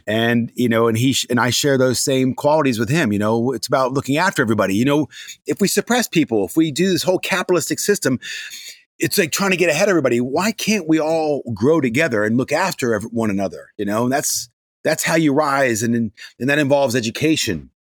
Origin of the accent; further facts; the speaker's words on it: Gaithersburg, Maryland, United States; I grew up in Gaithersburg, Maryland.